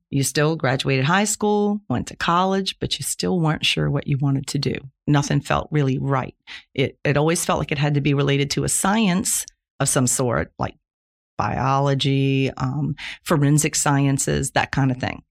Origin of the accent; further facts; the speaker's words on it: Plaquemines Parish, Louisiana, United States; I was born in Plaquemines Parish, Louisiana, nineteen fifty-six, so that makes me sixty-four years old. lived there my whole life, went to local high school